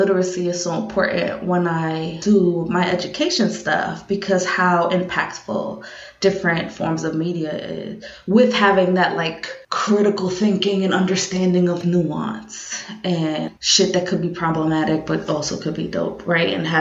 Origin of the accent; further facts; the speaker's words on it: New York, United States; living in New York and being a New Yorker